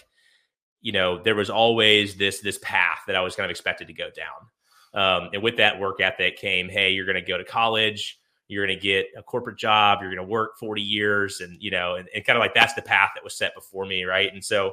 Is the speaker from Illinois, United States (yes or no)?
no; Atlanta, Georgia, United States; I grew up near Atlanta, Georgia